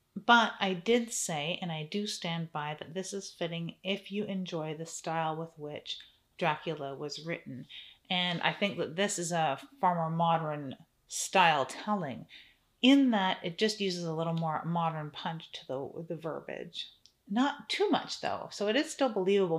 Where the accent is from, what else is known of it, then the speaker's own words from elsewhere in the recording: Canada; I'm Canadian